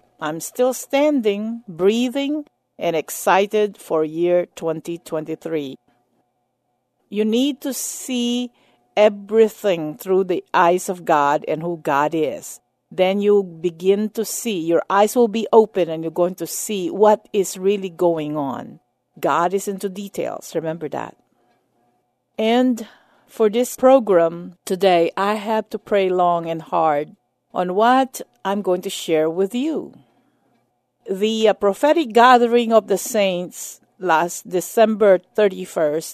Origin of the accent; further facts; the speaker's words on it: United States; as an American and as a minister of the gospel